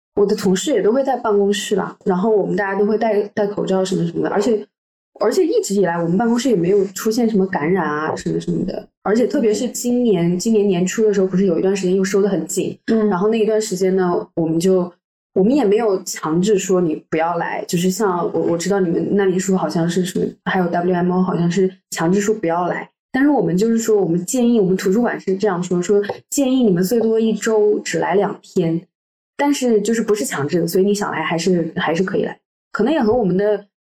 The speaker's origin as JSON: {"language": "Chinese", "region": "Henan", "country": "China", "also_born_or_lived": "Shanghai / France / Paris", "moved": "as an adult", "lives_now": "Geneva, Switzerland", "said": "我是来自河南的一个很小的城市，所以，然后之后来的时候是在上海读大学，读了三，读了四年。然后后来来到法国，又是一个有一点小的南法的城市，然后在巴黎又做实习"}